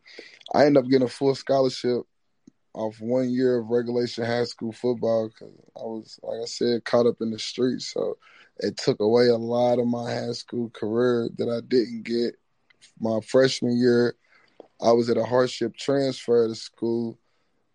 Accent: Louisville, Kentucky, United States; also born or lived in New York; I mostly grew up in Kentucky

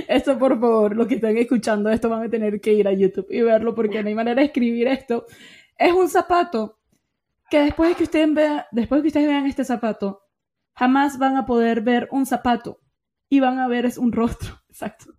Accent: Venezuela; como venezolana

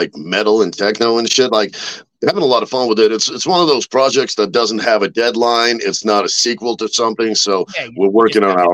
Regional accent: Russia; I'm from Russia

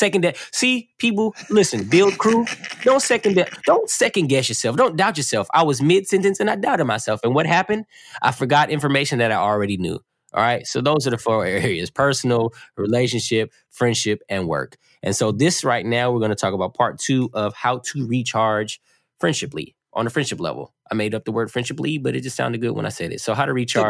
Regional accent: California, United States; also born or lived in Oakland / East St. Louis; I am from, you know, Southern California, but I say I'm from Oakland, but I'm originally born in East St. Louis.

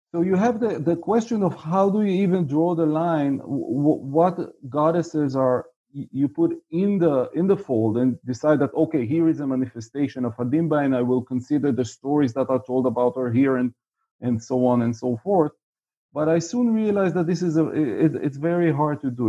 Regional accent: Israel; I'm from Israel, uh, as you can figure out by the fact that I'm uh, in Tel Aviv right now, uh, and was for the most of my life.

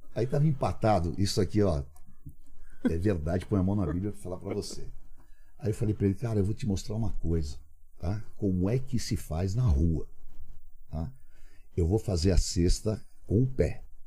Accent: São Paulo, Brazil; Cambuci, aquela, aquela ali era a minha área. Estudei ali no Cambuci, no grupo escolar professor Gomes Cardim

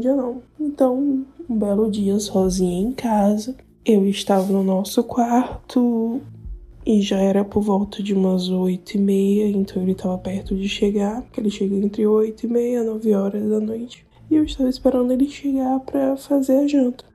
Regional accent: Piauí, Brazil; eu sou do Piauí

